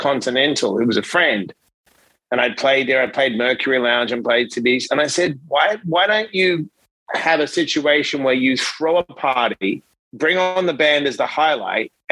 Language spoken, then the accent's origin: English; Perth, Western Australia, Australia; now in New York City, United States; I came from Perth, right, which is the most isolated capital city in the world